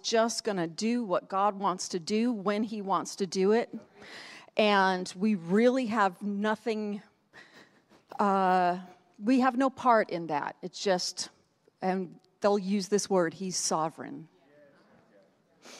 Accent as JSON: {"language": "English", "region": "Northeast", "country": "United States", "tie": "born or raised there", "moved": "yes", "said": "I grew up in the Northeast. It gets cold up there."}